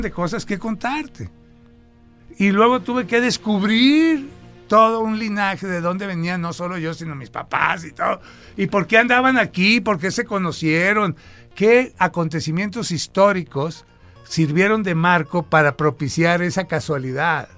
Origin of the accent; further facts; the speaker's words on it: Sinaloa, Mexico; moved away; nací en Sinaloa